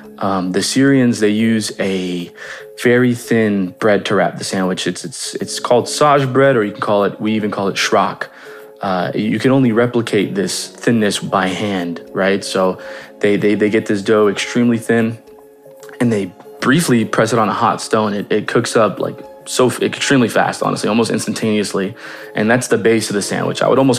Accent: Los Angeles, California, United States; I was born in Woodland Hills, California, raised also within the same city between the, you know, Valley and Los Angeles. My father is fully Jordanian and my mother is fully Palestinian, so I'm half-half.

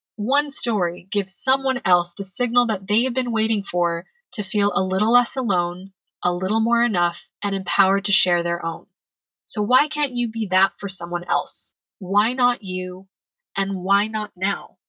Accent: California, United States; moved away as an adult; now in Madrid, Spain; I'm originally from California

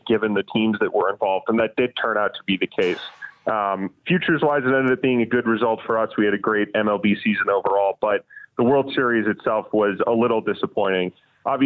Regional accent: Minnesota, United States; my family's all from Wisconsin, and I grew up in Minnesota

